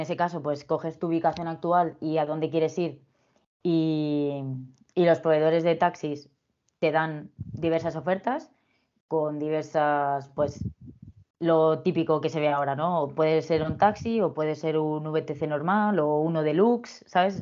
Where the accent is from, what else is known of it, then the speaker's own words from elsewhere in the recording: Madrid, Community of Madrid, Spain; yo soy de Madrid